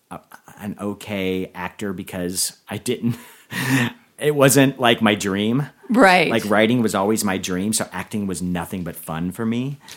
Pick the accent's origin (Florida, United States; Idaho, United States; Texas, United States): Florida, United States; Orlando; also born or lived in Dunedin, Florida / Miami, Florida; And then I moved around a lot as a kid, but we ended up we were in Miami when I was like nine, and then Orlando when I was twelve, and then that became home.